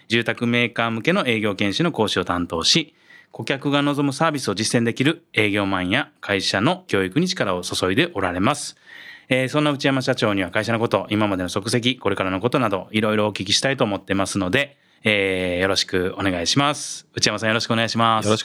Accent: Shiga, Japan; 生まれも育ちも滋賀県ですね。

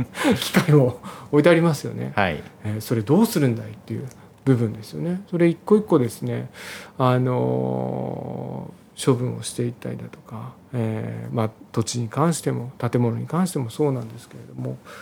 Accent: Nagano, Japan; moved away; 私、まあ、実家が、あの長野県の長野市の方なんですけれども、まあえー、農家の長男ということもあって、まあ、いずれは地元に戻りたいなというふうに考えてたんですね。

